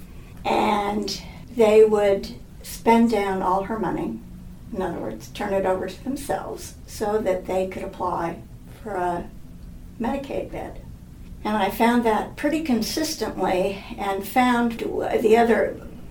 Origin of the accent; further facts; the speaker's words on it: Los Angeles, California, United States; I grew up in Hollywood. My father was in the movie business.